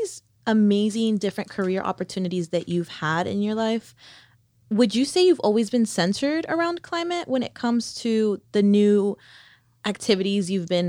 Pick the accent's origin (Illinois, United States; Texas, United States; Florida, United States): Florida, United States; Miami Gardens; I was born and raised in Miami Gardens.